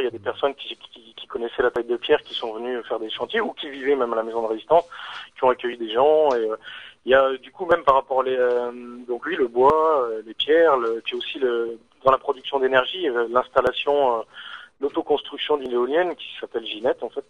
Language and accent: French; northern Lorraine, Grand Est, France; nous on vient du nord de la Lorraine